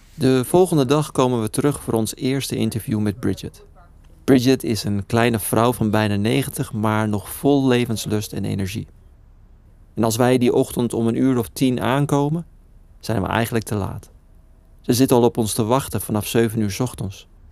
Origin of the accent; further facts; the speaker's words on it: Netherlands; het land waar ik geboren ben